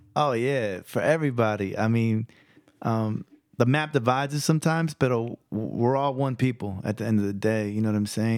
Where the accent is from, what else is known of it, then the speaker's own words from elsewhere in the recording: San Jose, California, United States; first language Spanish; English is a second language; also born or lived in Stockton, California; I'm from the Mission District of San Jose, California, and, uh, also from the South Side of Stockton, California.